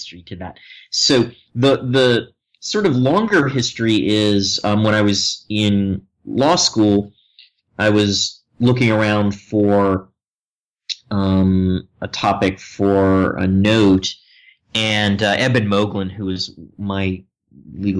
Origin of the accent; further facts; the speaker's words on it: Philadelphia, Pennsylvania, United States; moved away as an adult; also born or lived in New York; now in Chapel Hill, United States; I grew up outside of Philadelphia, and so I think of myself as a Philly boy